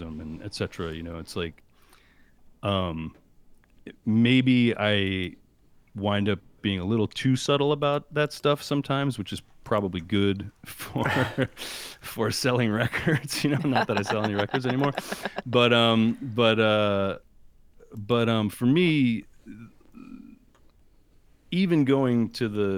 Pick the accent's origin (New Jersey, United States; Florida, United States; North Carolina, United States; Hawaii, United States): New Jersey, United States; moved away as an adult; also born or lived in Indiana / Washington, D.C. / Boston / Rhode Island; I grew up in Jersey, right outside of New York